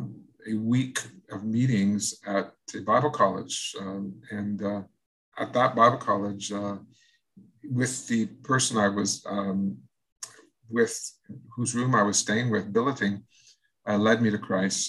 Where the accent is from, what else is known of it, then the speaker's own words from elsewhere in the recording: Sherbrooke, Quebec, Canada; also born or lived in Hudson, Quebec; I'm from the Eastern Townships, from a city called Sherbrooke.